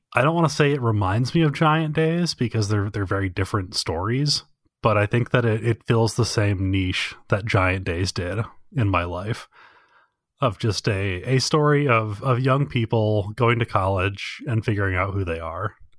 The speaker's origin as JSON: {"language": "English", "country": "United States", "said": "I, as an American"}